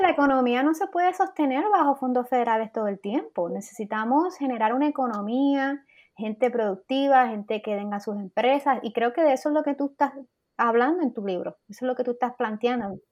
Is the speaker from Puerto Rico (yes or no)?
yes; Puerto Rico